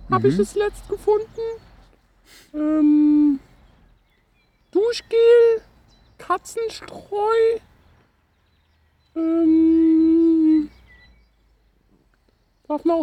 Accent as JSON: {"language": "German", "country": "China", "second_language": "German", "said": "Ja, krass. Ich komme aus China."}